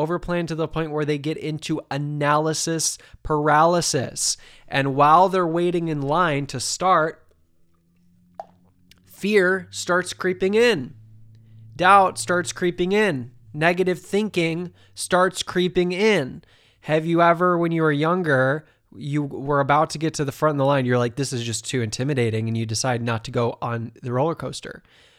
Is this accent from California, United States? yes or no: no; Ohio, United States; You know, I grew up in Ohio.